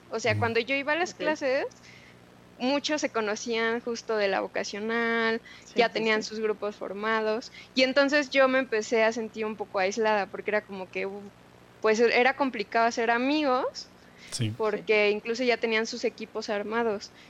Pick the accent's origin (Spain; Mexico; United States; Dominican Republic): Mexico; Mexico City; moved away as an adult; also born or lived in Guadalajara; crecí con mis abuelos, soy de Ciudad de México.